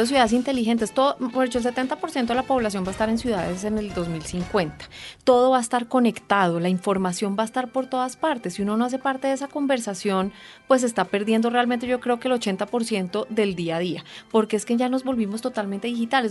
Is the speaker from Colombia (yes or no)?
yes; Colombia; como colombianos